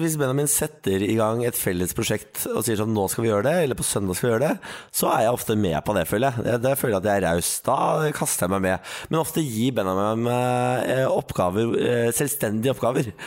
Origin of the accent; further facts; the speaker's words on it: Østfold, Norway; jeg er fra Østfold